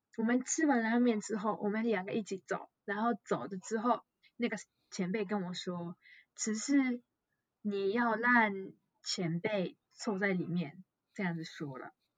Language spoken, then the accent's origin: Chinese; Japan; Chinese is a second language; also born or lived in Taiwan; 我是日本人